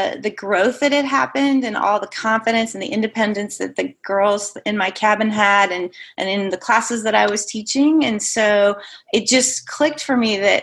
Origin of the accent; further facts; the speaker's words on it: Nebraska, United States; I grew up in the Midwest, also in Nebraska.